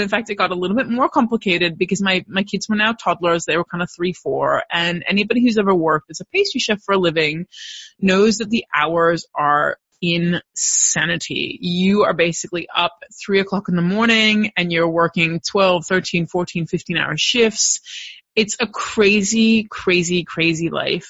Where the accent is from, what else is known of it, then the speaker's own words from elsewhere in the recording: Los Angeles, California, United States; moved away as an adult; now in Melbourne, Australia; I was born and raised in Los Angeles, California, and I came out here to Melbourne, Australia on a one year study abroad program